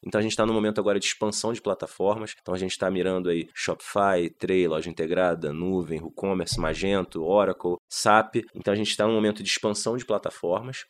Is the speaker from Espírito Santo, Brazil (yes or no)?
no; Rio de Janeiro, Brazil; eu sou do Rio